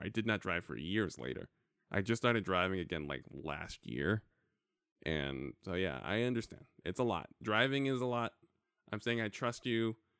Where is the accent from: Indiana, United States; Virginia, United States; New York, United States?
New York, United States; now in California, United States; growing up in New York